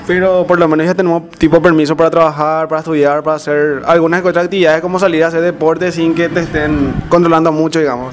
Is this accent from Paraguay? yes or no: yes; Areguá, Central, Paraguay; de la ciudad de aregua